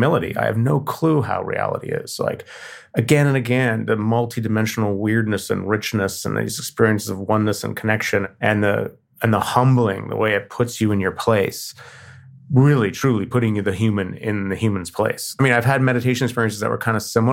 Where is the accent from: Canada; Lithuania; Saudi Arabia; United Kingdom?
Canada; I'm Canadian.